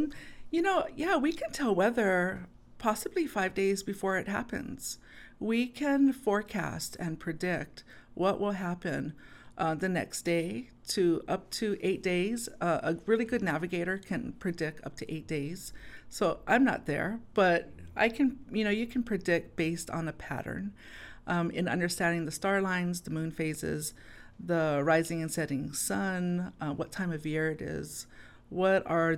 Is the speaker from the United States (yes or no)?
yes; Hawaii, United States; it's not the worldview that we see today as a Hawaiian.